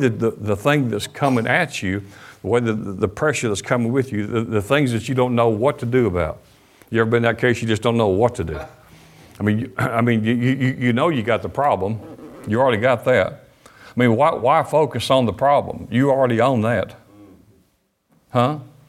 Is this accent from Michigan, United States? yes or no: yes; Detroit, Michigan, United States; born there; I was born in Detroit, Michigan. Been here been here for a while. First grade.